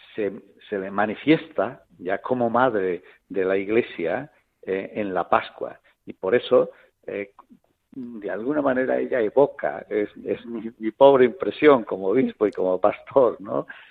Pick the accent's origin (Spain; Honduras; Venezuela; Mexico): Spain; Olivenza, Extremadura; also born or lived in Plasencia; now in Jaén, Spain; yo soy extremeño, que soy de, de Badajoz, que soy encima oliventino de Olivenza